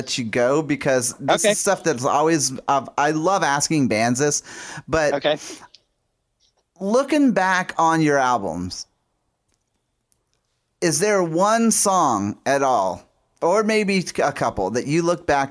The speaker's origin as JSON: {"language": "English", "town": "New Orleans", "region": "Louisiana", "country": "United States", "tie": "born or raised there", "said": "my hometown in New Orleans"}